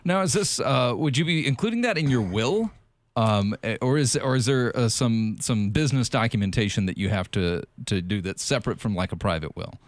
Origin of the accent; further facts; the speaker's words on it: South Carolina, United States; moved away; I'm from South Carolina